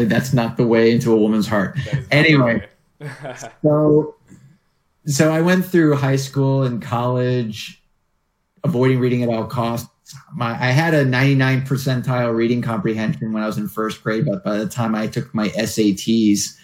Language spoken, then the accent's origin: English; New York, United States; moved away as an adult; now in Santa Monica, United States; I grew up in New York, and just north of the city, actually.